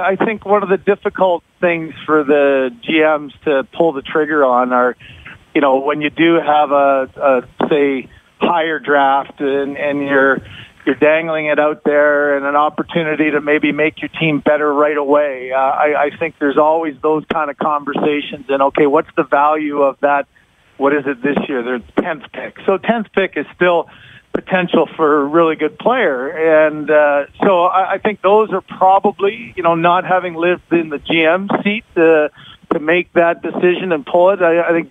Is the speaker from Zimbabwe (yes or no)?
no; London, Ontario, Canada; London, Ontario.